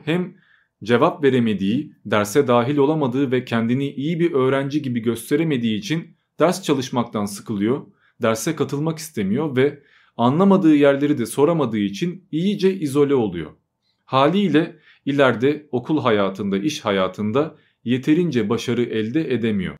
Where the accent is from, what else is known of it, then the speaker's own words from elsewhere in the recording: Turkey; first language Albanian; also born or lived in Albania; ben hem Arnavutça ile hem de Türkçeyle büyüdüm ve 3-4 yaşlarındayken Arnavutluktan Türkiye'ye taşındık